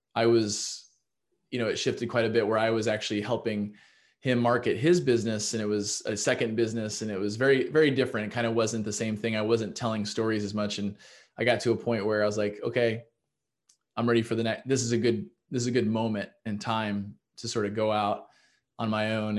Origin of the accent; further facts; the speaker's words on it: Kansas City, Missouri, United States; moved away as an adult; also born or lived in Iowa / Chicago; I'm from Kansas City, Missouri